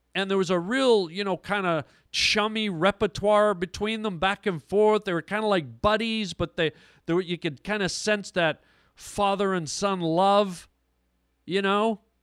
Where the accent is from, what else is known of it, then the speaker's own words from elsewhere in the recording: Toronto, Ontario, Canada; now in Los Angeles, United States; I'm from Toronto, Canada